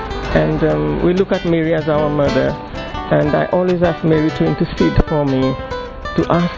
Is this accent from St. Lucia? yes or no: yes; St. Lucia; I'm from St. Lucia, West Indies.